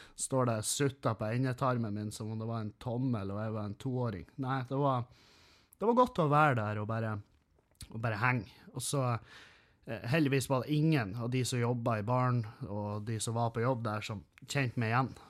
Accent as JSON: {"language": "Norwegian", "town": "Halsa", "region": "Møre og Romsdal", "country": "Norway", "said": "Vi er fra Halsa."}